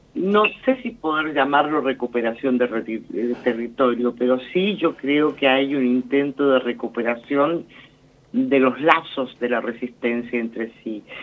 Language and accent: Spanish; Argentina; como argentinos